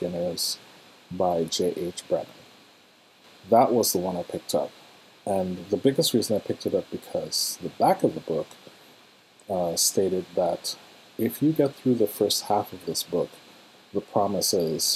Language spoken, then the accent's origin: English; Trinidad & Tobago; moved away; in my home country of Trinidad, where I'm from